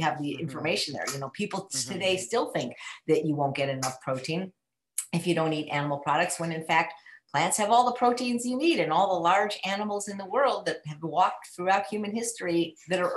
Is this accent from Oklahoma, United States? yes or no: no; Chicago, Illinois, United States; So I was born in 1960 in Chicago to a morbidly obese mother and a normal weight father.